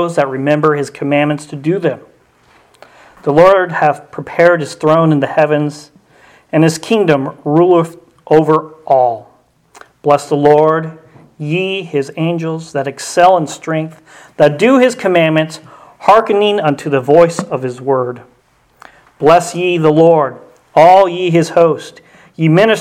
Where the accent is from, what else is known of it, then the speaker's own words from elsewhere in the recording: Colorado, United States; moved away as an adult; also born or lived in Indiana / Kentucky; now in Northern Kentucky, United States; I was raised in Colorado along with my wife as well